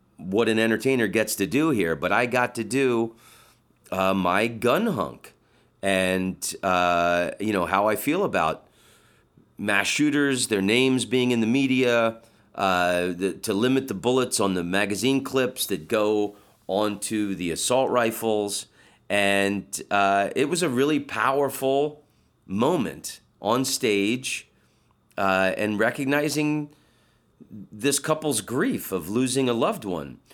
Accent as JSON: {"language": "English", "town": "Orlando", "region": "Florida", "country": "United States", "said": "I'm from Orlando"}